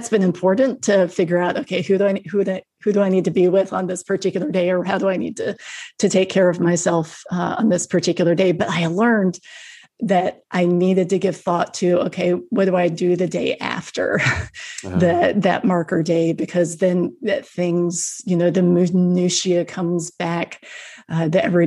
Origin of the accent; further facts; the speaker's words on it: the South, United States; I grew up in the South